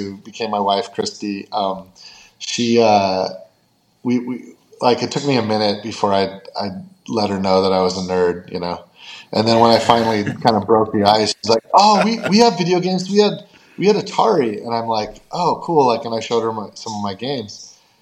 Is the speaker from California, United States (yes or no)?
yes; California, United States; also born or lived in Fairfax, Virginia / Nashville, Tennessee; my mom left him, and he took me, and we moved to California